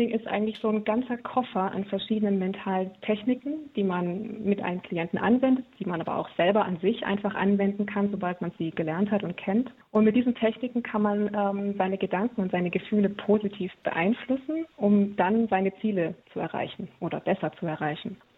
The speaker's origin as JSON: {"language": "German", "town": "Heilbronn", "region": "Baden-Württemberg", "country": "Germany", "said": "ich äh, komme aus Heilbronn, das ist im Großraum Stuttgart"}